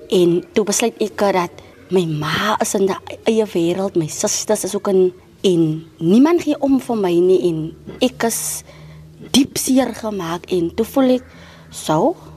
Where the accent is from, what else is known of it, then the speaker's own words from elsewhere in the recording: Cape Town, Western Cape, South Africa; van Elsie se rivier. Ek bly nou al baie lank daar, van kleins af